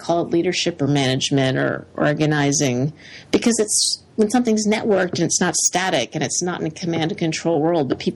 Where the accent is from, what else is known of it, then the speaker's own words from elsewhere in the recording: Canada; now in United States; I became American, so I'm a Canadian-American.